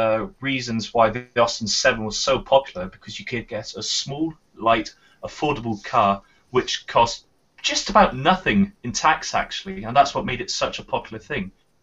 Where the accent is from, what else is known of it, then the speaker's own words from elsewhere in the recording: United Kingdom; we're British